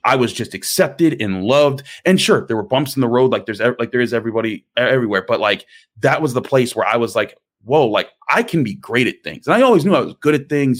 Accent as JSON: {"language": "English", "town": "Pittsburgh", "region": "Pennsylvania", "country": "United States", "tie": "born or raised there", "said": "I did grow up in Pittsburgh. I grew up in the Point Breeze Homewood area, uh, the east end of the city"}